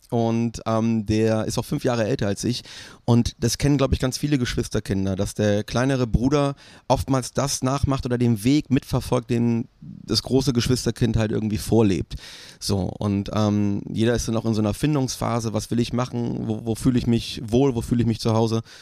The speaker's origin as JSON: {"language": "German", "region": "Bremen", "country": "Germany", "tie": "born or raised there", "moved": "yes", "said": "mir nicht vorstellen, zurückzugehen nach Bremen, auch wenn ich Bremen sehr liebe. Ähm, das ist halt meine Heimat natürlich, man hat da so eine Verbundenheit."}